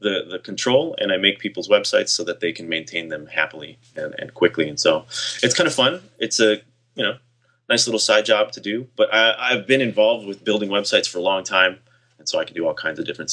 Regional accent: California, United States; I grew up in California

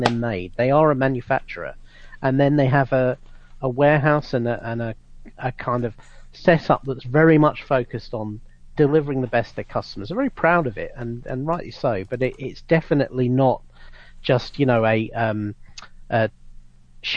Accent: Florida, United States; growing up in Florida as a kid

